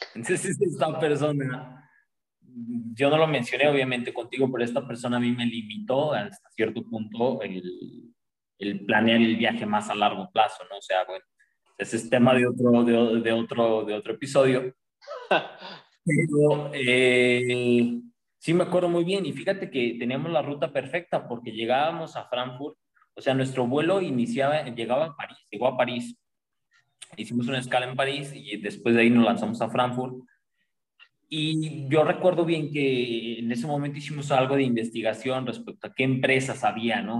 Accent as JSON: {"language": "Spanish", "country": "Mexico", "said": "en México estamos acostumbrados"}